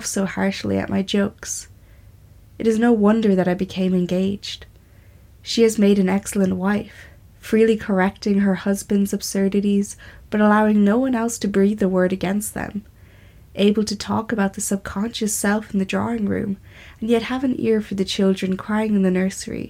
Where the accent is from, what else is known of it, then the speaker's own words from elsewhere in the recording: Ireland; I'm an Irish writer and artist.